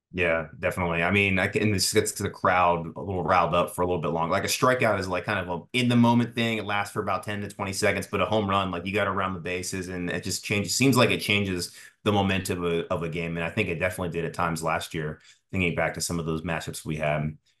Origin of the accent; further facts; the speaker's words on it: Tampa, Florida, United States; I'm from Tampa myself. I live here